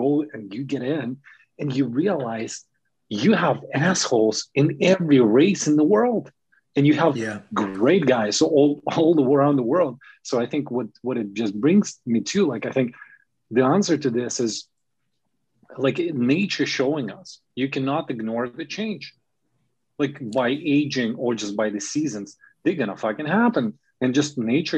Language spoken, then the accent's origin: English; Germany; now in Canada; growing up in Germany, where it's like all white